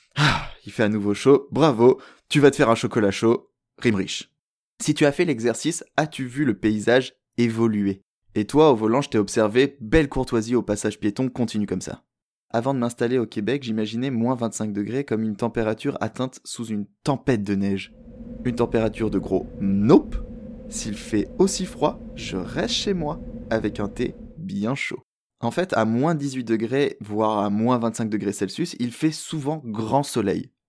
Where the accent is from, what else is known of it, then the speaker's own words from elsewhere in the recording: France; moved away as an adult; now in Montreal, Canada; en tant que bon français qui a déjà vécu à la montagne